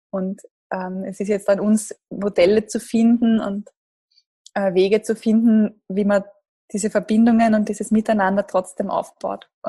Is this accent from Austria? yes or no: yes; Gedersdorf, Lower Austria, Austria; Ich bin in, einem, ja, in Gedersdorf groß geworden. Das ist eine kleine Gemeinde in der Nähe von Krems an der Donau.